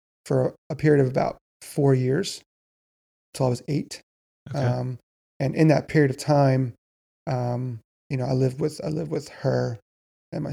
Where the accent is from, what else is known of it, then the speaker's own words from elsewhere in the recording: Reading, Pennsylvania, United States; now in Lancaster, United States; I grew up in Reading, Pennsylvania.